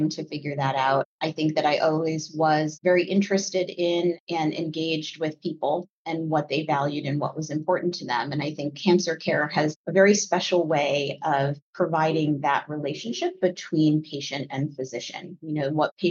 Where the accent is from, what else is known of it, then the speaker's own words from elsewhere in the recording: Connecticut, United States; I grew up in Connecticut.